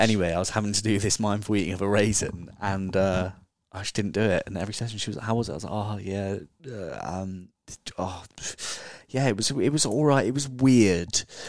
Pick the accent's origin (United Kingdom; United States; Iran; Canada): United Kingdom; Dorset, South West England; moved away as an adult; also born or lived in Bali / Australia; now in London, United Kingdom; I'm from Dorset